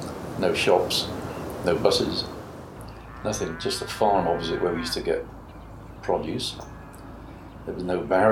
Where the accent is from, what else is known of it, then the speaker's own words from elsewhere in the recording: Bristol, South West England, United Kingdom; I was actually born in Hartcliffe. The end of Hartcliffe we moved in first was a block of flats at the end of Hareclive Road.